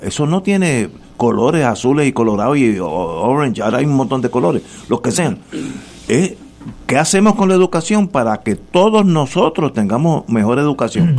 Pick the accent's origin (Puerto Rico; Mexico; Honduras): Puerto Rico; also born or lived in Brooklyn, New York, United States; Cuatro hermanos que somos todos puertorriqueños